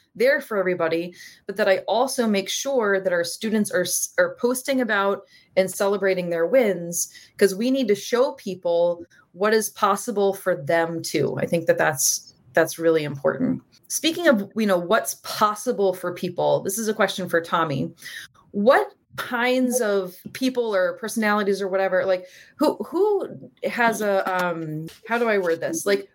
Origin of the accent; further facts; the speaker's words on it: New Orleans, Louisiana, United States; I'm from New Orleans and we're like celebrate kind of people